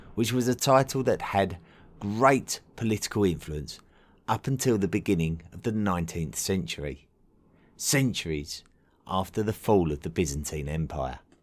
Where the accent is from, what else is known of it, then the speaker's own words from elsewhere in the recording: England, United Kingdom; being an Englishman